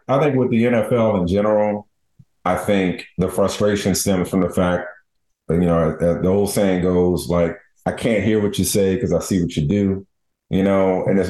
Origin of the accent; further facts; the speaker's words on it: New Orleans, Louisiana, United States; I'm from New Orleans.